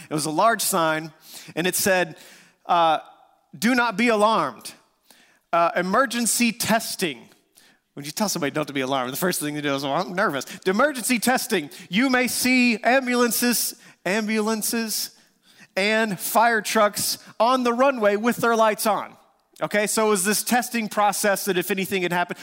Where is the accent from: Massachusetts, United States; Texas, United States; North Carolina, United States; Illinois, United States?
Texas, United States; West; We grew up in West Texas